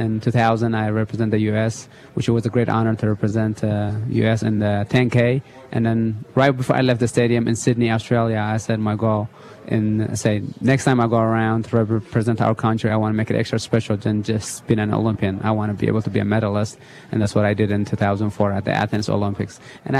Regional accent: Italy; English is a second language; also born or lived in Eritrea; now in United States; No, I used to play soccer a little bit when I was in Eritrea, but in Italy growing up in Italy, I also played soccer

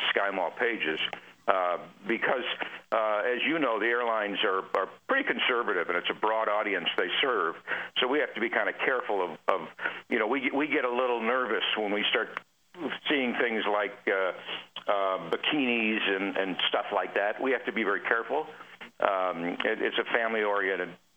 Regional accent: Illinois, United States; now in Phoenix, United States; I grew up in Illinois

